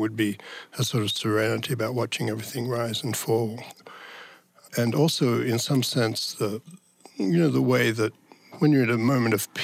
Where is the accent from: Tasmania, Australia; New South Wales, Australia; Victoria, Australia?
Tasmania, Australia; moved away; I'm from the south, because I'm originally from Tasmania